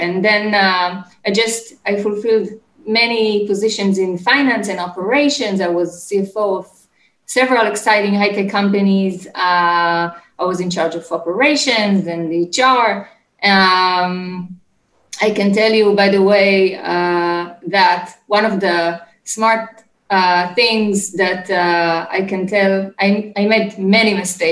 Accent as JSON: {"language": "English", "country": "Israel", "tie": "born or raised there", "said": "So I'm from Israel. I was born and raised in Israel. Currently, I live in Ramat HaSharon"}